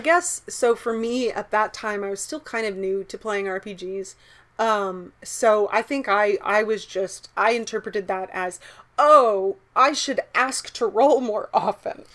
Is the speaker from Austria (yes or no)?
no; the South, United States; growing up in the South